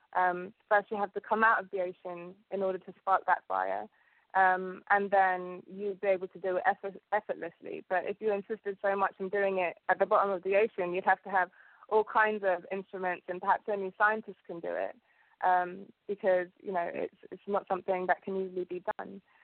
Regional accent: London, United Kingdom; English is a second language; also born or lived in Uganda / Southall; I came here when I was about three years old, and um, I've grown up in London ever since

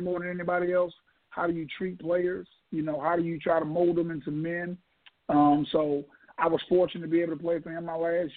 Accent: Sumter, South Carolina, United States; I was born and raised in Sumter

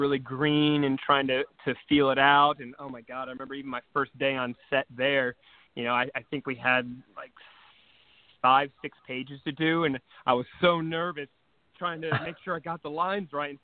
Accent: Wilmington, North Carolina, United States; moved away; Originally out in North Carolina, and there's a Screen Gym Studios out there

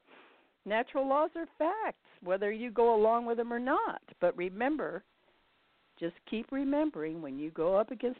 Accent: Indianapolis, Indiana, United States; moved away; I'm from Indianapolis originally

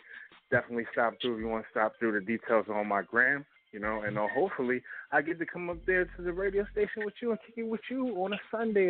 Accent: Philadelphia, Pennsylvania, United States; That's where I live at. That's my hometown.

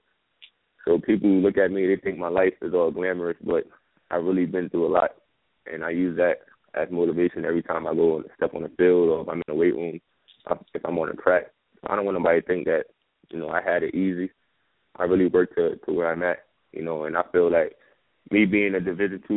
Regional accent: New York, United States; I come from New York, so you know we dance in New York

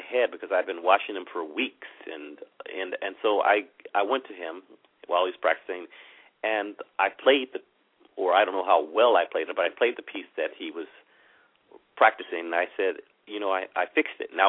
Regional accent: Chicago, Illinois, United States; moved away; I'm originally from Chicago

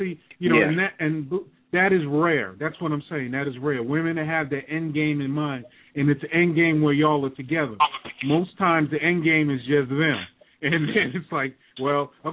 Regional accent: New York, United States; moved away; I'm originally from New York

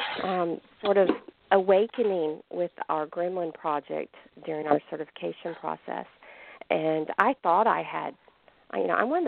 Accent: Alabama, United States; now in Canada; I am from Alabama originally, even though I'm living way up here

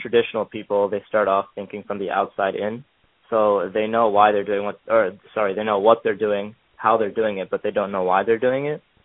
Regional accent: Pennsylvania, United States; moved away as an adult; now in New York, United States; I grew up in Pennsylvania, a small town, and I'm currently in school in New York at uh, Cornell.

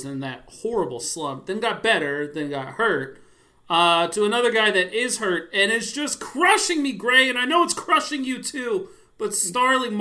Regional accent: Davidson, North Carolina, United States; I'm from Davidson, North Carolina

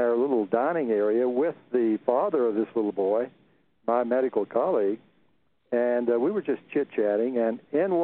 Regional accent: central Texas, United States; born or raised there

